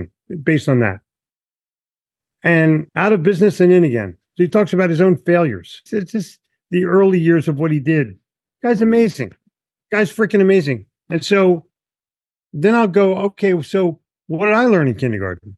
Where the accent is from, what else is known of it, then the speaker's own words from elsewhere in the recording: Philadelphia, Pennsylvania, United States; I grew up in Philly where my parents said, don't talk to anybody.